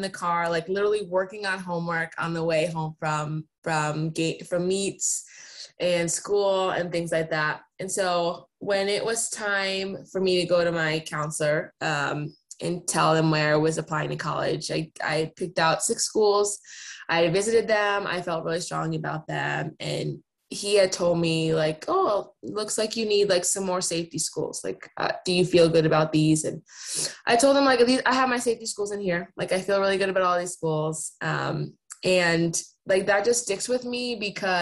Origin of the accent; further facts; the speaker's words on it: East Coast, United States; moved away as an adult; now in Seattle, United States; I'm also like born and raised on the East Coast. My parents are from New York